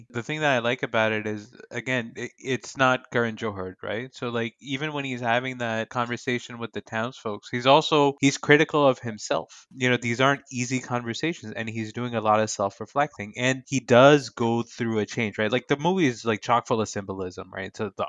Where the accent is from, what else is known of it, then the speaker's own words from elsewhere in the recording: Saudi Arabia; I still feel a lot of pride in the fact that I grew up in Saudi Arabia, and obviously I have a lot of Pakistani pride.